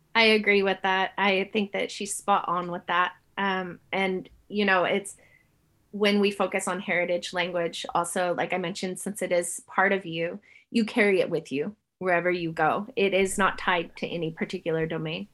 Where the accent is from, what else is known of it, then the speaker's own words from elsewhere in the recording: California, United States; now in New Zealand; I grew up in California, my mom is Ukrainian, and so I grew up Ukrainian American.